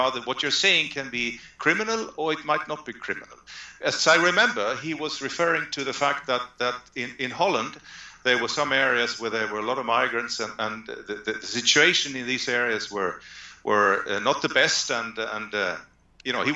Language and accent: English; Sweden; we are Swedes